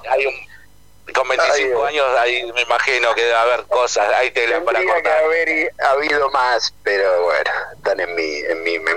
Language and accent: Spanish; Boulogne, Buenos Aires Province, Argentina; Claro, yo igual yo soy de Bulogne ¿viste?